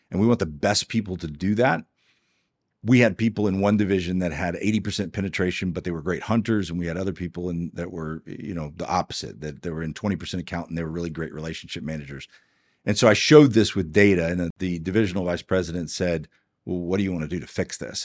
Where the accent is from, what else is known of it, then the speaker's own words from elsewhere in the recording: Houston, Texas, United States; also born or lived in Georgetown, Texas; now in Dripping Springs, United States; I grew up in Houston, Texas